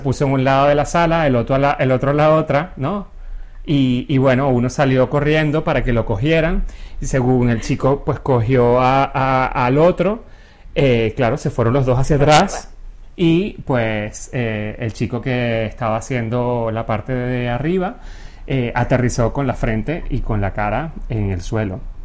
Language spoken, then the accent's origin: Spanish; Venezuela; moved away; yo en Venezuela tampoco salía mucho